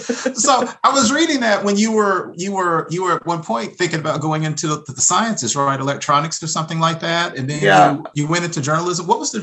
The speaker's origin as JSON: {"language": "English", "region": "Texas", "country": "United States", "said": "I'm from Texas."}